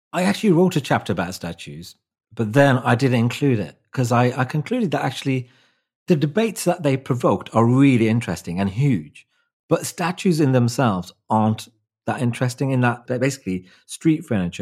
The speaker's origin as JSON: {"language": "English", "town": "Wolverhampton", "region": "West Midlands", "country": "United Kingdom", "tie": "born or raised there", "said": "my hometown, Wolverhampton"}